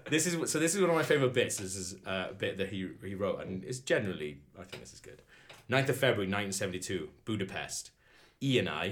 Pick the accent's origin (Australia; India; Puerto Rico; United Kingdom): United Kingdom; Welsh, Wales; I am just Welsh.